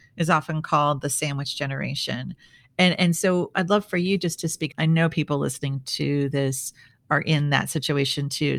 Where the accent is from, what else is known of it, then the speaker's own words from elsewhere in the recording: Midwest, United States; I grew up in the Midwest